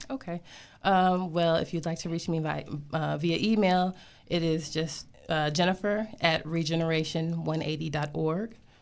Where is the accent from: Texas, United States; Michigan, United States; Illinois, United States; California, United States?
Michigan, United States; Grand Blanc; moved away as an adult; also born or lived in Flint, Michigan / Atlanta, Georgia; now in DMV area, United States; I was born in Flint, Michigan. Um, I grew up right outside of there, uh, in a suburb called Grand Blanc